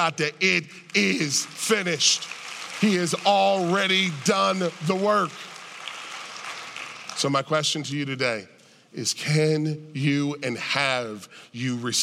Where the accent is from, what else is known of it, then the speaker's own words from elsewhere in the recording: United States; I'm an American